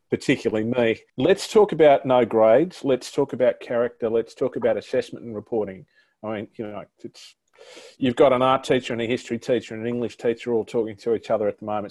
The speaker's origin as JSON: {"language": "English", "region": "New South Wales", "country": "Australia", "said": "in my home state, uh, the great state of New South Wales"}